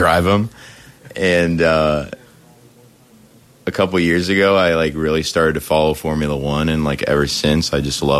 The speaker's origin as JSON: {"language": "English", "town": "Huntertown", "region": "Indiana", "country": "United States", "tie": "born or raised there", "said": "I'm from Huntertown, Indiana. It's basically Fort Wayne. Went to Carroll High School there."}